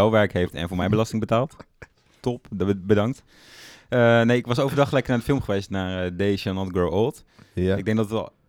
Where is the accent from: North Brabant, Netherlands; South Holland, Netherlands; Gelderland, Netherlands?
Gelderland, Netherlands; Stroe; de Rotterdammer is het dorpscafé van Stroe. Ja, waar, waar ik vandaan